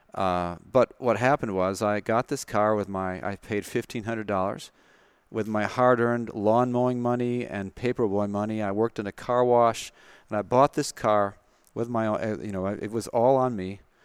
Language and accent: English; Madison, Wisconsin, United States; moved away as an adult; also born or lived in California; Madison, Wisconsin, born and raised in Madison and, uh, went to high school and college there, University of Wisconsin